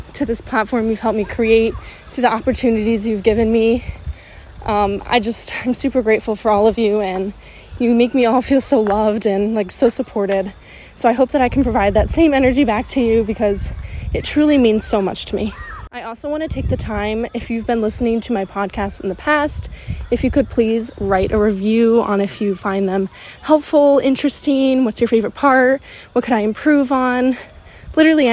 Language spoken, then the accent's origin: English; New York, United States; I'm from New York